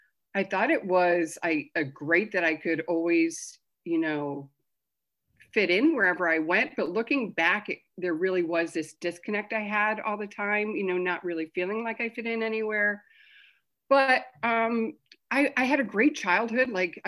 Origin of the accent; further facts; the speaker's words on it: Scotland, United Kingdom; born there; So I was born in Scotland. I'm the youngest of six kids.